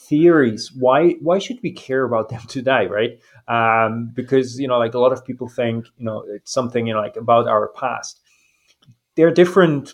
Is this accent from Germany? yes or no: yes; eastern Germany, Germany; moved away as an adult; also born or lived in United Kingdom / New Zealand; now in Rio de Janeiro, Brazil; I was born in Germany, the eastern part